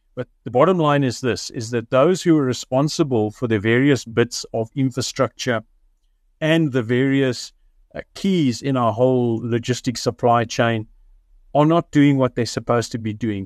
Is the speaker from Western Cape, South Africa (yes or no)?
no; Richards Bay, KwaZulu-Natal, South Africa; moved away; I grew up in Richards Bay many, many years ago